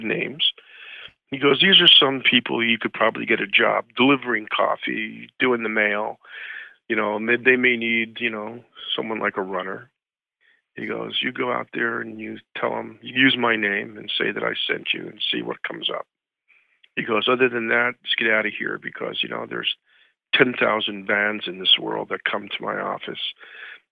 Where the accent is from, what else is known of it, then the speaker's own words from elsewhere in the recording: New York, United States; moved away; also born or lived in South Jersey; I'm from New York originally.